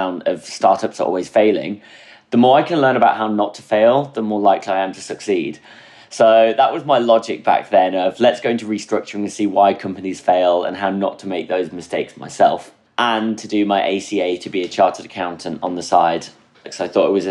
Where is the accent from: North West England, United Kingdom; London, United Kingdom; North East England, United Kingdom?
North East England, United Kingdom; near Durham; moved away as an adult; also born or lived in Midlands / Birmingham / Frankfurt; I was born in the Midlands. And then in 2002 onwards, I actually grew up in the northeast of England, near Durham